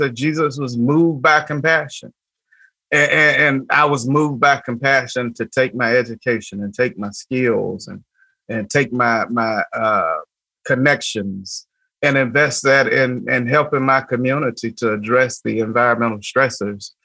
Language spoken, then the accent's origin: English; Atlanta, Georgia, United States; My family is steeped in the Pentecostal Holiness church movement in Atlanta, Georgia, and I grew up in that tradition